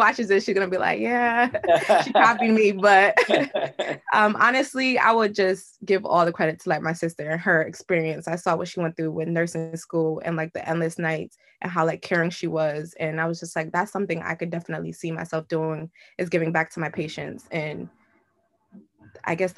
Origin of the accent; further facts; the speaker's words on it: Bloomfield, Connecticut, United States; I grew up in Bloomfield, Connecticut, went to all public schools, Bloomfield High